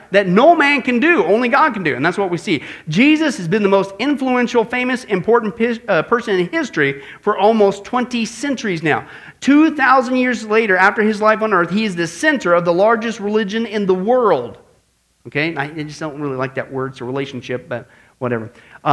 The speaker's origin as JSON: {"language": "English", "region": "Midwest", "country": "United States", "tie": "born or raised there", "said": "growing up in the Midwest"}